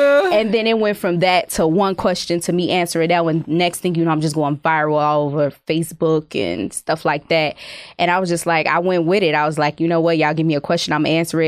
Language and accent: English; Chicago, Illinois, United States; moved away as an adult; I'm from Chicago